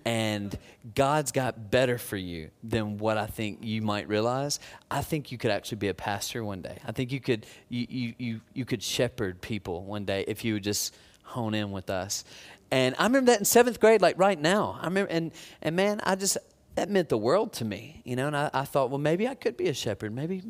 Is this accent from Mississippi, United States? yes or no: yes; Tupelo, Mississippi, United States; There was a volunteer couple in my church growing up. I grew up in Tupelo, Mississippi.